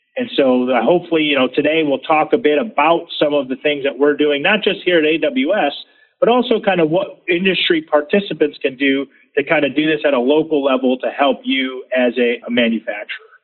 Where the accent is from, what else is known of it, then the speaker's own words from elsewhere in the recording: Michigan, United States; I grew up in Michigan